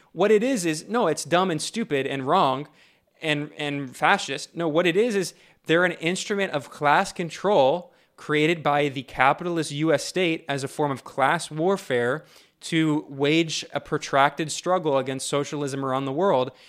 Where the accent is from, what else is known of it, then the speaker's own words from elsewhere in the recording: United States; moved away; I'm an American and I'm and and I'm deeply ingrained within that U.S. cultural system and society